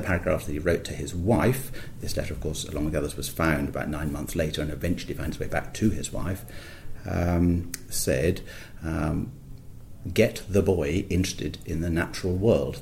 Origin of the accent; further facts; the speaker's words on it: near Gleneagles, Scotland, United Kingdom; I was born in Scotland near Glen Eagles, quite quite fresh up there in the winters